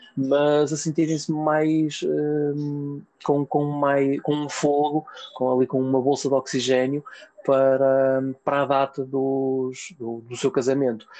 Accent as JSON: {"language": "Portuguese", "town": "Vila Nova de Gaia", "region": "Norte", "country": "Portugal", "said": "eu sou de Gaia"}